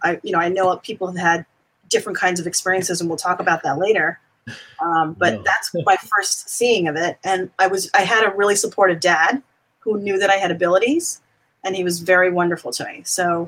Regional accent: New York, United States; So I was born and raised in New York.

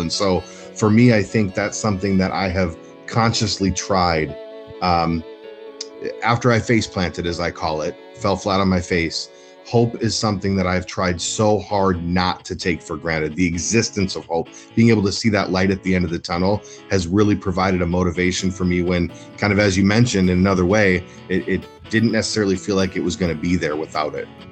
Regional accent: Minneapolis, Minnesota, United States; I'm born and raised in, in North Minneapolis

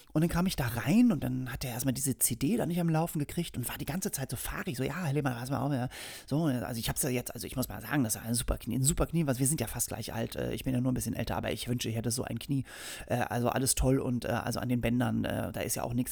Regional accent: Hamburg, Germany; moved away as an adult; now in Berlin, Germany; ich bin geboren und aufgewachsen in Hamburg und wohne mittlerweile seit 17 Jahren in Berlin

